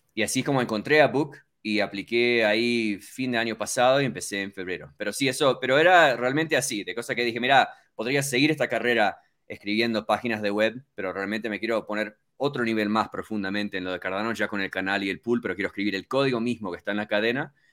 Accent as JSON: {"language": "Spanish", "town": "Miami", "region": "Florida", "country": "United States", "tie": "born or raised there", "also_born_or_lived": "Uruguay", "moved": "as an adult", "lives_now": "Colorado, United States", "said": "yo nací originalmente en Uruguay y eh, mis padres se mudaron a Estados Unidos cuando tenía tres años. Entonces, yo básicamente toda mi infancia estuve en, Miami, en, en Florida, y estuve casi 20 años"}